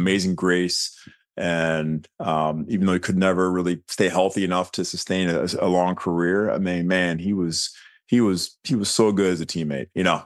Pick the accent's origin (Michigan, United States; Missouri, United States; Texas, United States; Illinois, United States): Michigan, United States; Birmingham; moved away; I grew up in Birmingham, suburb of, of Detroit